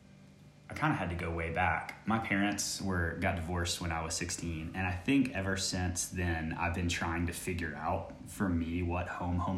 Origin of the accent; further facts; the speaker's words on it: Virginia, United States; moved away as an adult; now in Lilongwe, Malawi; I am from the U.S. I am from, grew up in Virginia, and I currently live in Lilongwe, Malawi